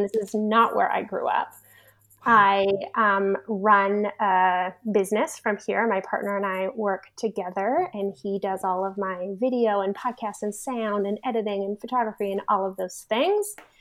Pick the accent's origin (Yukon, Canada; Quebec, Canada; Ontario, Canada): Ontario, Canada; Toronto; moved away as an adult; I grew up in Toronto, which is a huge city in Canada.